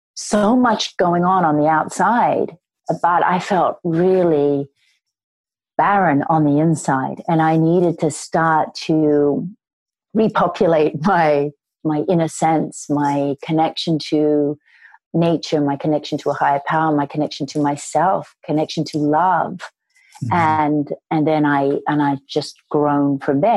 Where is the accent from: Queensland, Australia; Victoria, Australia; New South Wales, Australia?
New South Wales, Australia; Sydney; I grew up in Sydney, Australia